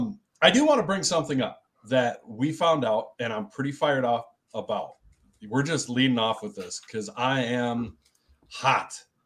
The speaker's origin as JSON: {"language": "English", "country": "United Kingdom", "said": "Obviously we're British."}